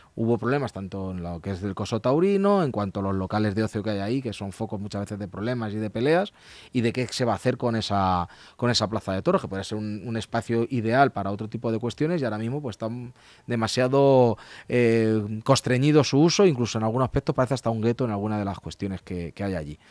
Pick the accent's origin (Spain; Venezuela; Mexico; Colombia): Spain; Leganés, Community of Madrid; los vecinos de Leganés somos vecinos de Leganés